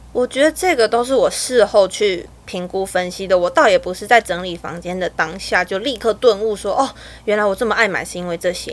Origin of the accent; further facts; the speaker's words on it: Taiwan; 我是台湾的极简主义者